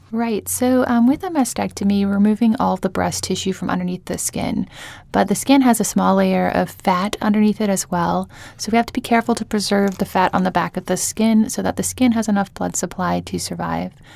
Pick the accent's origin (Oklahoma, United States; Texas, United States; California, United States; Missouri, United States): Oklahoma, United States; Tulsa; moved away as an adult; also born or lived in Jacksonville, Florida / Charlotte, North Carolina; now in New Orleans, United States; I grew up in Tulsa, Oklahoma, but I, um, spent most of my adult life in Jacksonville, Florida